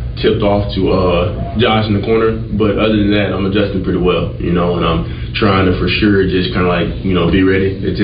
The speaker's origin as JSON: {"language": "English", "region": "Arkansas", "country": "United States", "tie": "born or raised there", "moved": "yes", "lives_now": "Texas, United States", "said": "Arkansas is only, my hometown is only 4 hours away from here"}